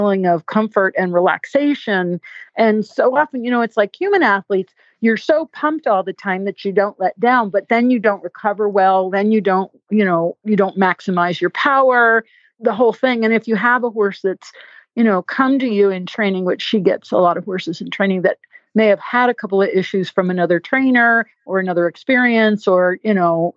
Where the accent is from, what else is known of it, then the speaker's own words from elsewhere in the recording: New England, United States; now in Virginia, United States; I'm from New England and the roads are all windy, twisty. And I've been living in Virginia so long